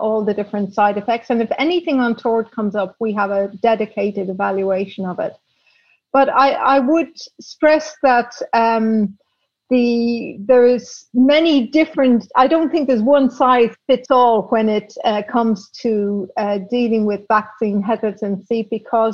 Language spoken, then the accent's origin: English; Dublin, Leinster, Ireland; moved away as an adult; also born or lived in Belgium / Prague / London; now in Amsterdam, Netherlands; I was brought up in Dublin in the 1960s